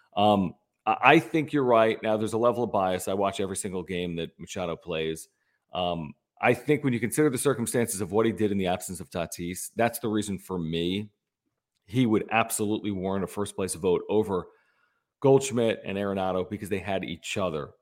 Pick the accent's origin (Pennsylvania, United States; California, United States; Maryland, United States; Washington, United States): Pennsylvania, United States; Philadelphia; also born or lived in San Diego; I was born and raised in Philadelphia